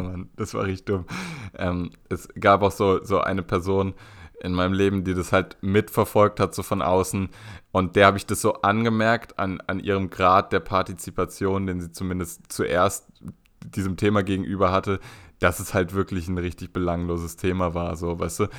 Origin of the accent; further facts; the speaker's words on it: Berlin, Germany; als Berliner